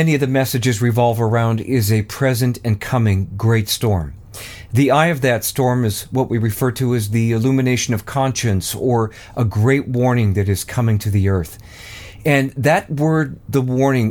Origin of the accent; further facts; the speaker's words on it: Canada; I'm Canadian, eh?